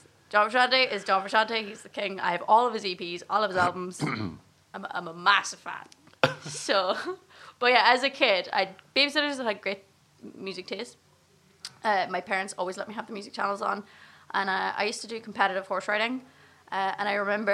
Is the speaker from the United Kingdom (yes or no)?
yes; Gortin, Northern Ireland, United Kingdom; also born or lived in Enniskillen, Northern Ireland; I was raised in Gorchan, which is in the absolute middle of nowhere